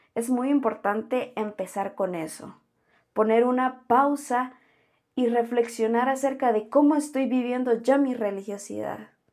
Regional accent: Guatemala; soy de Guatemala

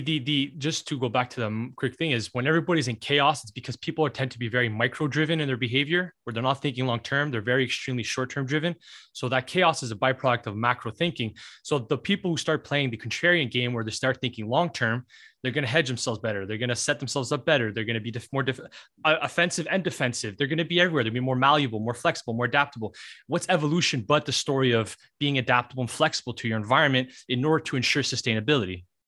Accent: Canada; being a Canadian

